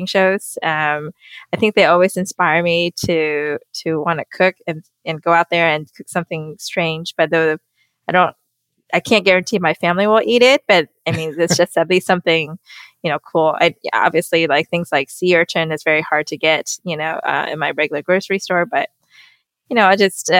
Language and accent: English; Taiwan; moved away; I was born in Taiwan, and my mom's a great cook